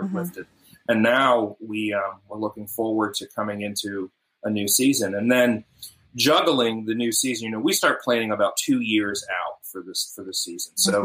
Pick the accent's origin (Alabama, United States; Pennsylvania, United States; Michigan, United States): Pennsylvania, United States; Pittsburgh; moved away; also born or lived in Tri-Cities; I'm from Pittsburgh originally, just north of Pittsburgh